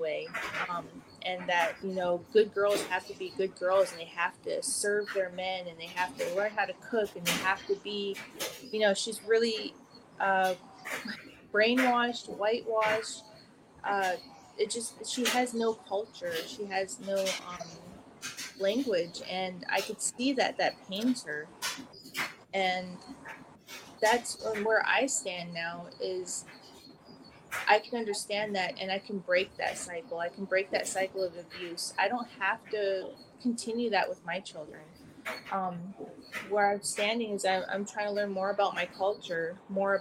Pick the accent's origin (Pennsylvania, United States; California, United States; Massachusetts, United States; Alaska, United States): Alaska, United States; Pedro Bay; now in Anchorage, United States; I grew up in Pedro Bay in Iliamna, Bristol Bay area.